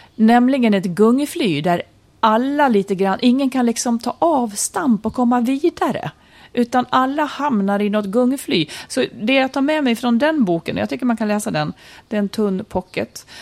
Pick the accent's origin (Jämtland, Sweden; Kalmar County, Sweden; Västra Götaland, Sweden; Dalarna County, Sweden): Dalarna County, Sweden; Malung; I mitt kök när jag var liten i Malung i Idbäck